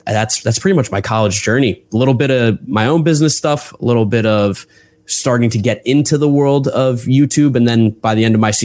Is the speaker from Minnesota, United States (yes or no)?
no; Westfield, New Jersey, United States; I grew up in Westfield, New Jersey, so about an hour outside of New York